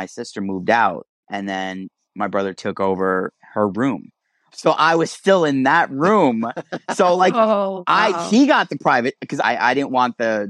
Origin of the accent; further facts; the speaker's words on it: New York City, New York, United States; I grew up in Brooklyn, and we lived in what was called a railroad apartment.